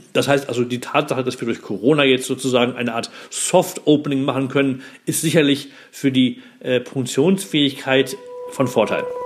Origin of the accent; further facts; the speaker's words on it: Germany; gerade als Deutscher